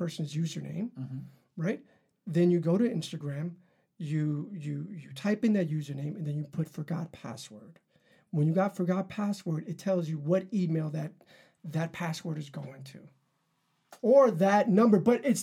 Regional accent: New York City, New York, United States; I grew up in Harlem

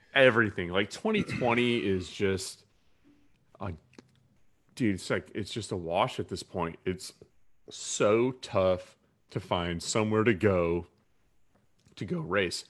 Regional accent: Durham, North Carolina, United States; I was a young kid in, growing up in Durham, North Carolina

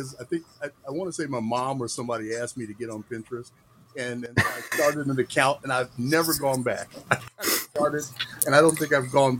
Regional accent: Chicago, Illinois, United States; moved away; also born or lived in New York; My family's from New York, and I grew up in the Chicago area

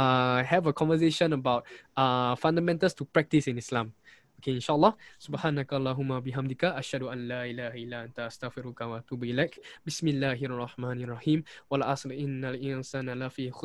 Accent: Singapore; I was so lucky to be brought up in Singapore as a Chinese.

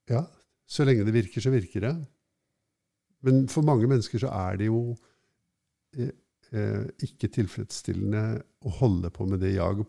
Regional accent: Oslo, Norway; jeg er fra Norge og fra Oslo vest

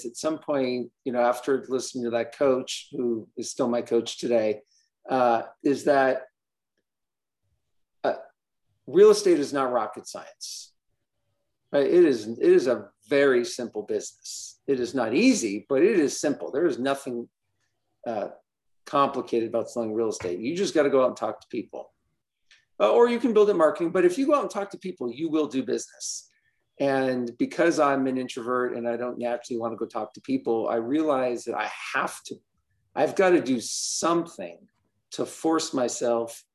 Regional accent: Los Angeles, California, United States; moved away as an adult; now in Denver, United States; I live in Denver, Colorado, but I'm from Southern California. I'm from

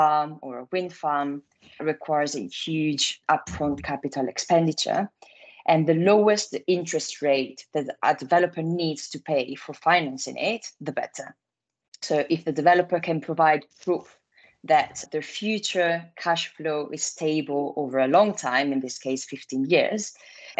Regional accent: Italy; accent: Italian; English is a second language; moved away as an adult; now in London, United Kingdom; I'm Italian, as you might guess from my accent

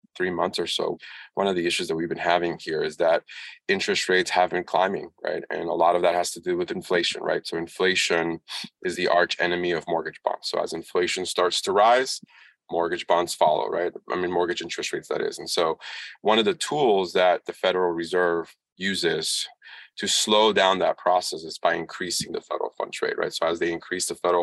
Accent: Washington, District of Columbia, United States; I'm from Washington, D.C., obviously the United States

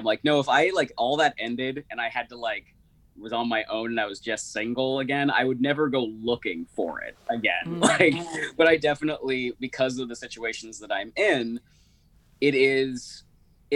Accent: Berkeley, California, United States; I grew up in Berkeley, California

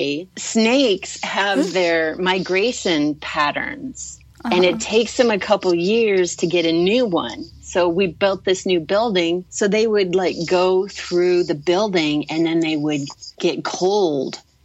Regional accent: Durango, Colorado, United States; I grew up in Durango

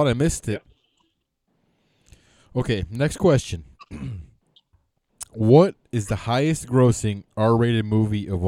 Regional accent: Midwest, United States; We were spoiled growing up in the Midwest

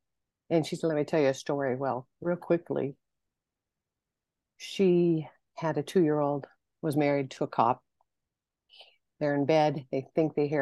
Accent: Torrance, California, United States; also born or lived in Fontana, California / Fullerton, California; now in High Desert, California, United States; I've been in Southern California all my life. I was born and raised in Torrance

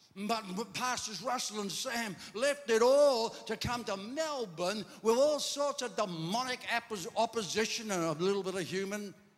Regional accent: Ireland; I'm Irish

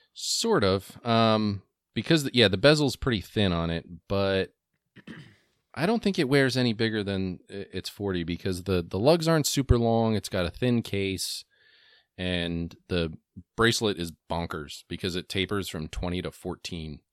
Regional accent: New Jersey, United States; I grew up in New Jersey in the nineties

